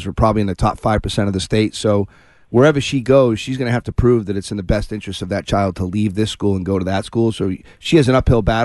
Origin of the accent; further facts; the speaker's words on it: Shrewsbury, Massachusetts, United States; Shrewsbury. My hometown